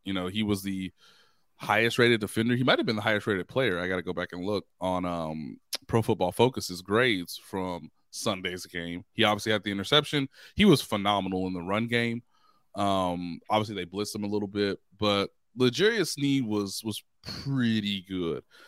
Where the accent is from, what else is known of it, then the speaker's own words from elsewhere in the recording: Kansas City, Missouri, United States; since I've been growing up in Kansas City